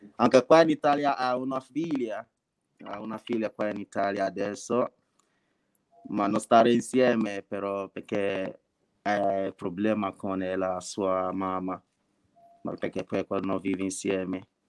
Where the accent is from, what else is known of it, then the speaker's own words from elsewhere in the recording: Nigeria; Italian is a second language; moved away as an adult; now in Italy; vengo dalla Nigeria, Nigeria